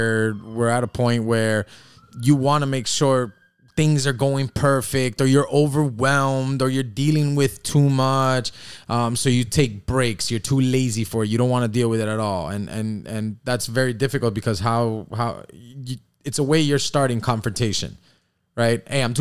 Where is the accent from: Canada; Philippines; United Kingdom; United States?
United States; Miami Beach, Florida; I grew up here on South Beach.